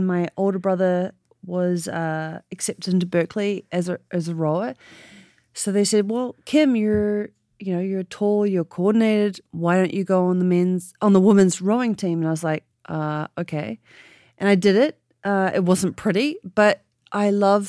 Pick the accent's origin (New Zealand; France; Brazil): New Zealand; born or raised there; now in San Francisco, United States